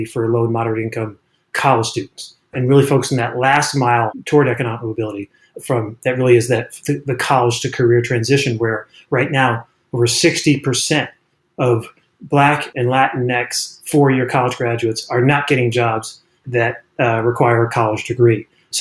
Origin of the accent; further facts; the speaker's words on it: Washington, District of Columbia, United States; moved away; also born or lived in Burlingame; since I was a kid growing up in Washington, D.C.